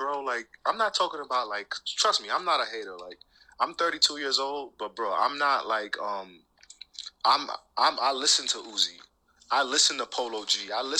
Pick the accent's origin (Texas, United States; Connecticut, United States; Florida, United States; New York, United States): New York, United States; Rockland County; I'm from Rockland County, so niggas in the boroughs, they consider that upstate, right?